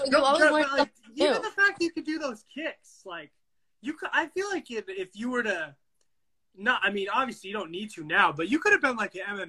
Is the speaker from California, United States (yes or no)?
yes; San Diego, California, United States; also born or lived in Dallas, Texas; I always say this, like I grew up in California.